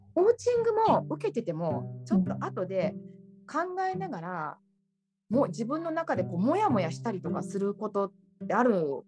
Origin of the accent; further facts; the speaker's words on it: Japan; moved away as an adult; now in Naples, Italy; 自分が日本で育ってきた環境しか知らないわけで